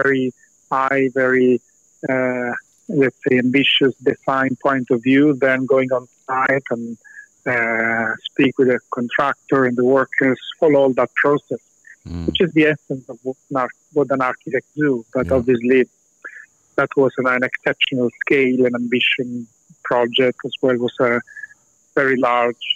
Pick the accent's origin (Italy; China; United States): Italy; Rome, Lazio; English is a second language; moved away as an adult; also born or lived in southern Italy; now in United Kingdom; I studied in Rome and spent many, many years there. I actually born on a small town in South Italy, around 60,000 people.